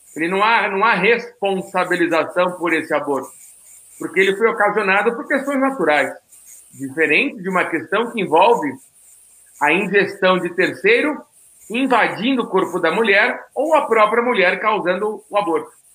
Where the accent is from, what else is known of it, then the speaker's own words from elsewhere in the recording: Santos, São Paulo, Brazil; Sou Santista, né? Afinal de contas, né? Vou homenagear aqui minha cidade de nascimento